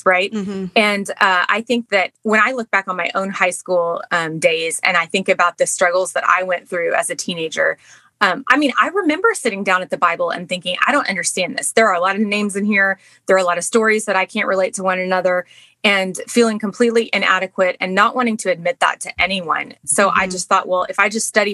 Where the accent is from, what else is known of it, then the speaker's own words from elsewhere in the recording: Texas, United States; moved away as an adult; also born or lived in Baltimore, Maryland; now in Maryland, United States; we're from Texas.